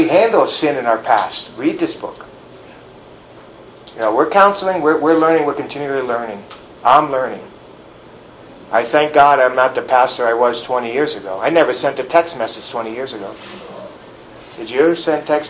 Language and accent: English; New York City, New York, United States; moved away; I'm from New York City.